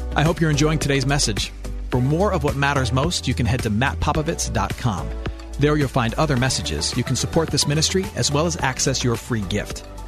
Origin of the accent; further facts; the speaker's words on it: Flint, Michigan, United States; now in Houston, United States; my hometown of Flint, Michigan